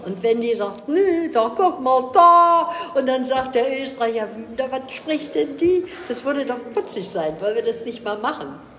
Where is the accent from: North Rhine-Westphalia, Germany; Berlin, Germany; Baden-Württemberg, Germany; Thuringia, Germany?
Berlin, Germany; Ich komme aus Berlin. Ich bin eine waschechte Berlinerin